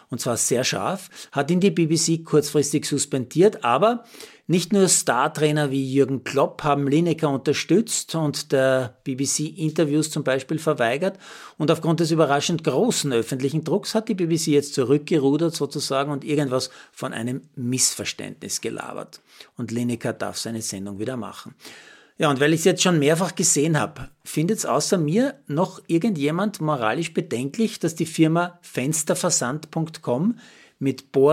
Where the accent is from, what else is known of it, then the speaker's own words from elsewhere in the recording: Lower Austria, Austria; Aber ich als Niederösterreicher soll es ja endlich wissen.